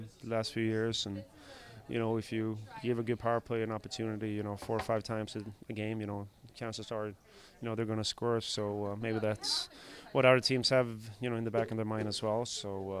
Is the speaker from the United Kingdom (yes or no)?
no; Sweden; moved away